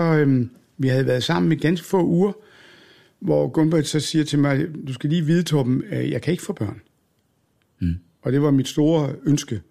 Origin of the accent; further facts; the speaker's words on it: Odense, Southern Denmark, Denmark; moved away; also born or lived in Aalborg; da jeg var ung og boede i Odense